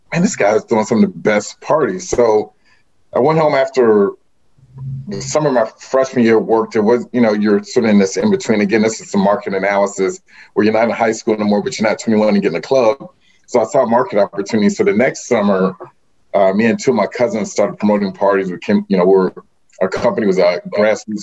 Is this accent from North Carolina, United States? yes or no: no; Hampton, Virginia, United States; I was born and raised in Hampton, Virginia.